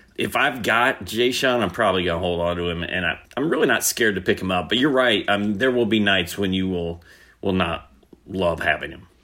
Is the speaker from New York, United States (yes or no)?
no; Indianapolis, Indiana, United States; moved away; also born or lived in Atlanta area, Georgia; I grew up in Indianapolis and was there until two thousand four, and then I moved to the Atlanta area